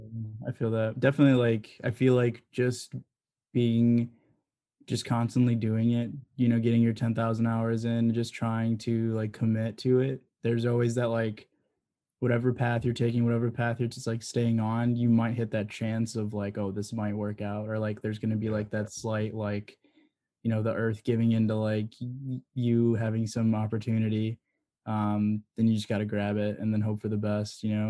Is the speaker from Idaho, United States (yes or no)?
no; Elgin, Illinois, United States; I'm from Elgin, so literally down the street from Side Street, um, on the east side over there